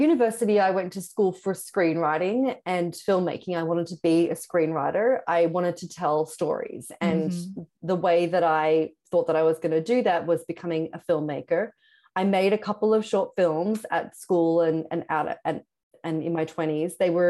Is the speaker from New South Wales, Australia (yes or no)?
yes; Sydney, New South Wales, Australia; But Sydney, where I'm from Australia, I lived in Sydney, had a lot of street press magazines.